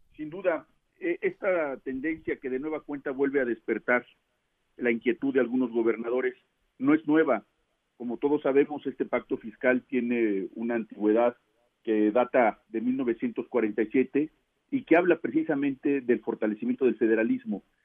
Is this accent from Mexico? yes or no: yes; Mexico